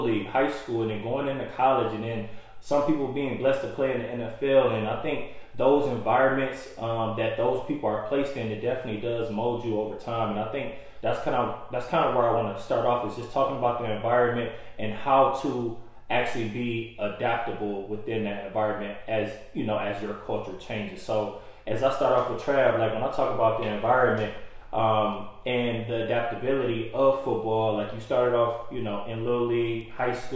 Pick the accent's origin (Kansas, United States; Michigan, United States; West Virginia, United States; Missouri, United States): Michigan, United States; Detroit; moved away; I come from Detroit, Michigan.